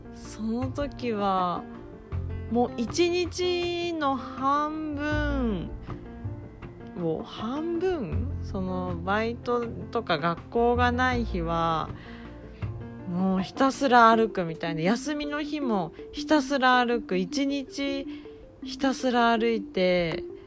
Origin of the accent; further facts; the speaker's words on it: Kumamoto, Japan; moved away as an adult; now in Tokyo, Japan; 私はもともと熊本 生まれ熊本育ちで二十20歳の時に東京へ引っ越して